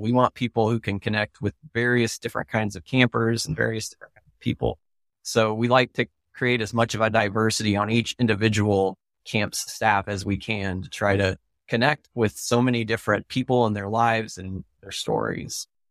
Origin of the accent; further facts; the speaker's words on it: Oklahoma, United States; I grew up in Oklahoma, and that's where my family is